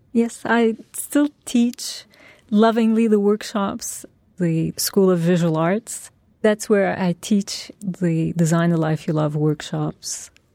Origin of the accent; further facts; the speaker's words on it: Turkey; now in New York, United States; my roots are in Turkey. That's my past. That's where, where I grew up and that's my culture, my family